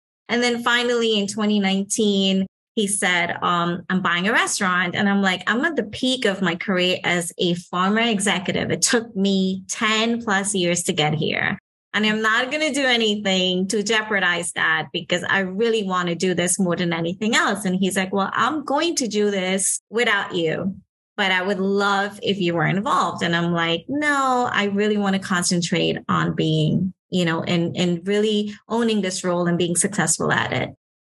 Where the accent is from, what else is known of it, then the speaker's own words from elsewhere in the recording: Trinidad & Tobago; now in Miami, United States; So I'm a local from Miami, migrating from Trinidad